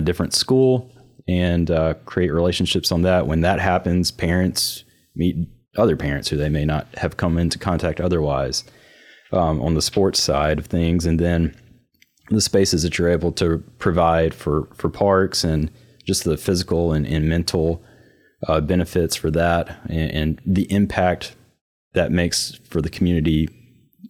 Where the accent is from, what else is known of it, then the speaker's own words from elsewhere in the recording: New Albany, Mississippi, United States; I grew up in New Albany, Mississippi